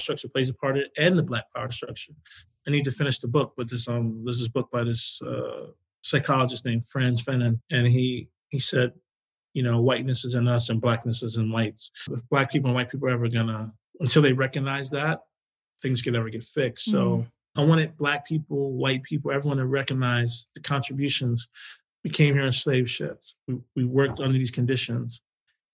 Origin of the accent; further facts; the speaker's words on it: New York City, New York, United States; moved away as an adult; also born or lived in Flushing, Queens; I'm from Jamaica, Queens